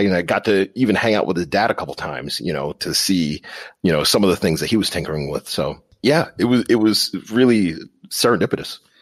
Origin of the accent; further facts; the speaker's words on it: Long Island, New York, United States; moved away as an adult; now in Pittsburgh, United States; I'm actually from New York, all the way out on Long Island, New York